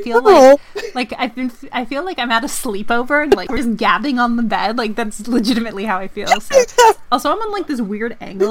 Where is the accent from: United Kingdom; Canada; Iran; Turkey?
Canada; me being the Canadian on the podcast.